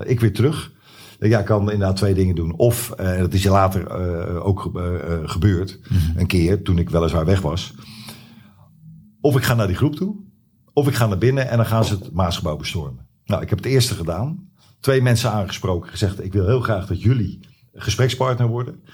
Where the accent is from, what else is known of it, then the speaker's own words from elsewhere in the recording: Zwijndrecht, South Holland, Netherlands; ik ben opgegroeid in Zwijndrecht